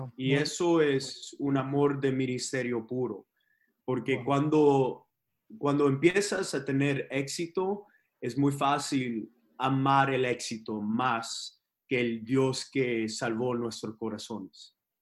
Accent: Texas, United States; born or raised there; also born or lived in Los Angeles, California

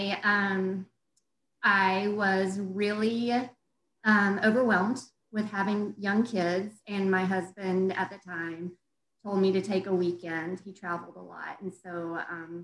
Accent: the South, United States; moved away as an adult; also born or lived in Denver, Colorado; I'm from the South

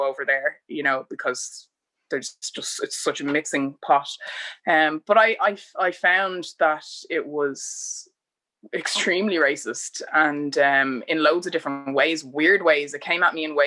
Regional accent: Bray, Leinster, Ireland; also born or lived in United States; I'd say I'm from Bray

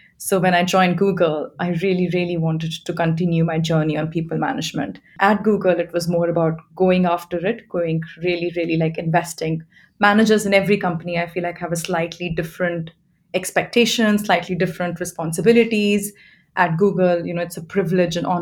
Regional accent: India; moved away as an adult; now in London, United Kingdom; I'm from India and I've been living in London for about 11 years

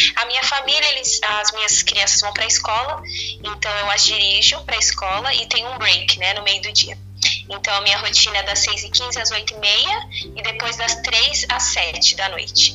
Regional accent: Brazil; moved away as an adult; now in United States; a gente é do Brasil

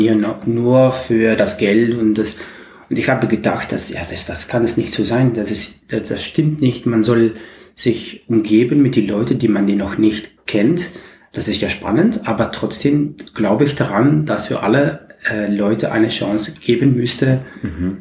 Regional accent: Maastricht, Limburg, Netherlands; German is a second language; ich komme aus Holland, Maastricht

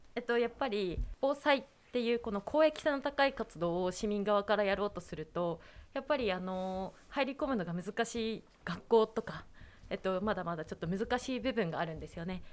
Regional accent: Nikaho, Akita, Japan; 伊香保市のコノーラの前川地区出身です

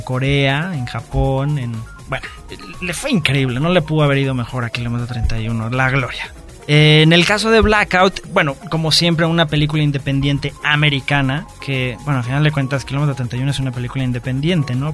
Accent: Mexico; lo que nosotros somos como mexicanos

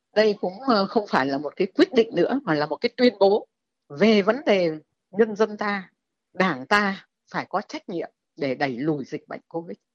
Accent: Vietnam; mình là công dân Việt Nam

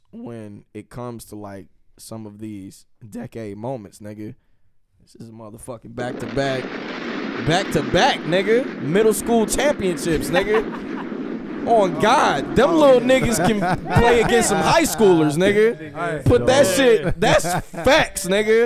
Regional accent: the Bay Area, California, United States; I'm from the Bay

